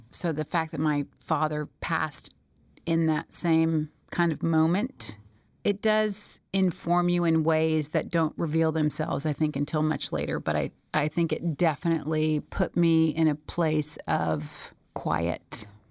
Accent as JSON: {"language": "English", "town": "Smyrna", "region": "Georgia", "country": "United States", "tie": "born or raised there", "said": "I was born and raised in Smyrna, Georgia"}